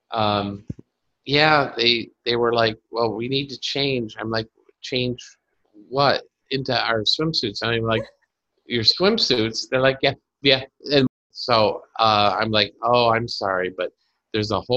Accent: Carpentersville, Illinois, United States; moved away; also born or lived in Dundee, Illinois; my hometown of Carpentersville and Dundee, Illinois

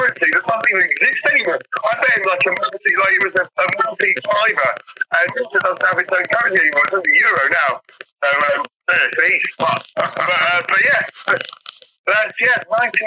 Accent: Malta; we grew up in Malta

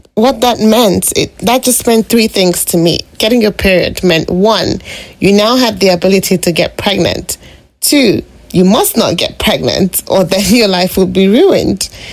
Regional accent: Lagos, Nigeria; moved away as an adult; now in British Columbia, Canada; growing up in Lagos

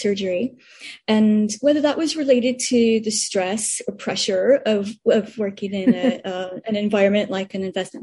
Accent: United States; moved away as an adult; also born or lived in Spain / United Kingdom / Tokyo, Japan; now in Hong Kong; as an American

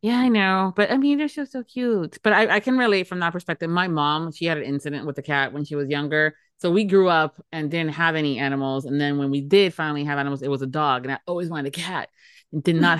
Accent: Florida, United States; born and raised in Florida.

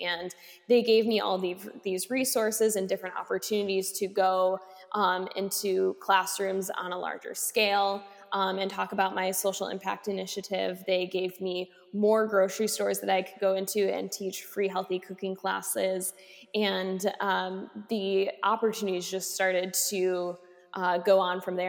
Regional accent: Racine, Wisconsin, United States; I started doing some advocacy work in my hometown of Racine

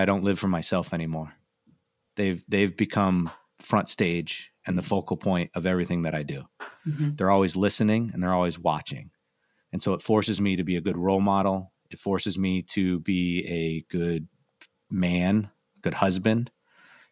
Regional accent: Connecticut, United States; I grew up in Connecticut

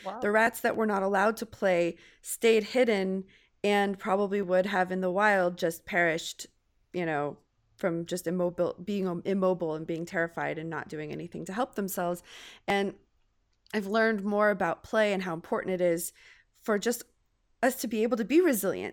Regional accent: California, United States; California girl.

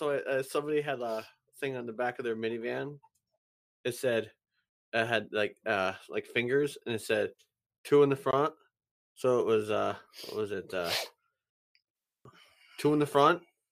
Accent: England, United Kingdom; I'm English, Sam.

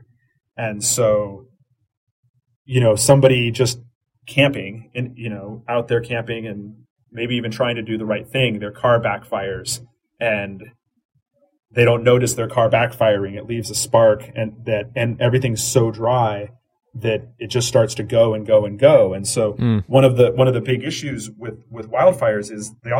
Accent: Phoenix, Arizona, United States; moved away; also born or lived in Colorado / San Diego; And so I grew up in Phoenix. I've lived in Colorado. I've lived in San Diego

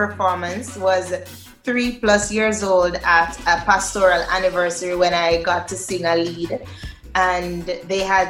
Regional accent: Linstead, Saint Catherine, Jamaica; I was born in Linstead. Linstead, St. Catherine, yes.

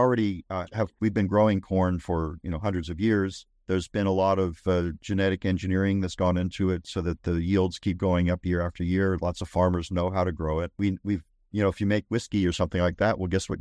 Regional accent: Northeast, United States; now in Texas, United States; I grew up in the Northeast

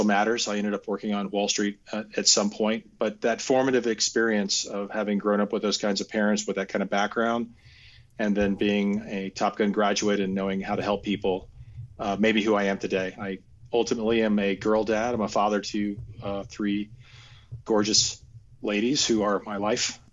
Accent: Cincinnati, Ohio, United States; moved away; I grew up outside of Cincinnati, Ohio.

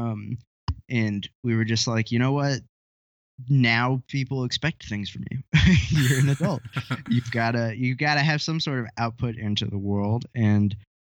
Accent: Kentucky, United States; accent: country; I'm from Kentucky, so I've got a bit of a country accent

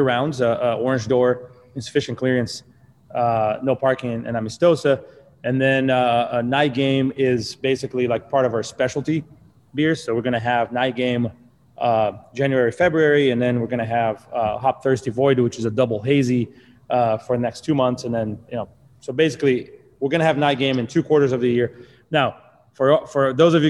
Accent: Brazil; moved away; I'm from Brazil originally.

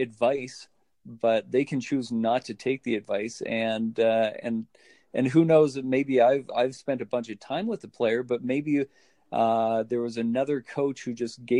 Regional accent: Calgary, Alberta, Canada; here in my hometown of Calgary, Alberta

